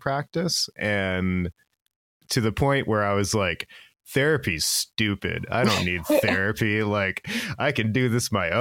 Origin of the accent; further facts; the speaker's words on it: Virginia Beach, Virginia, United States; I grew up in Virginia Beach, Virginia